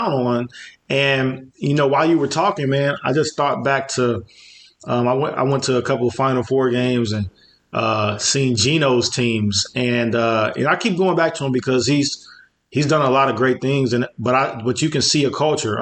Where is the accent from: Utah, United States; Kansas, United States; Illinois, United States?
Illinois, United States; Chicago; when I was growing up in Chicago.